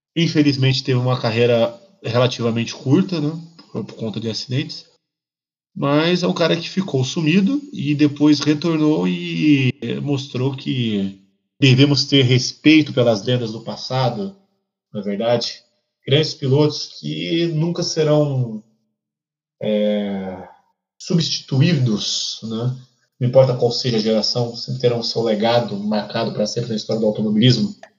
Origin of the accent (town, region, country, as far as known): Brazil